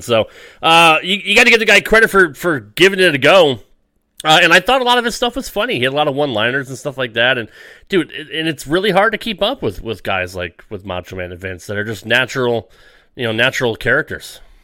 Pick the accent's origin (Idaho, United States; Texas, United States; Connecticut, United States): Connecticut, United States; I grew up in Connecticut, so I was uh, I was a WWF guy.